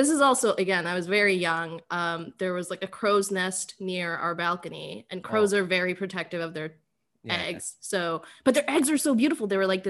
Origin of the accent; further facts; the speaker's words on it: Bangladesh; moved away; when I was a kid, I grew up in Bangladesh